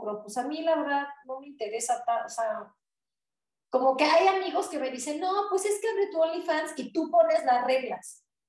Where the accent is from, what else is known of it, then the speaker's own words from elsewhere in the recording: Puebla, Mexico; soy de México